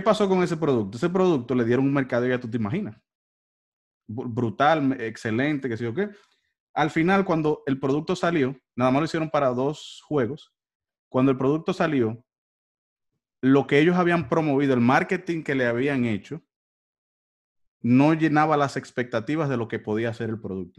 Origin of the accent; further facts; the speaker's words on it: Dominican Republic; somos los dominicanos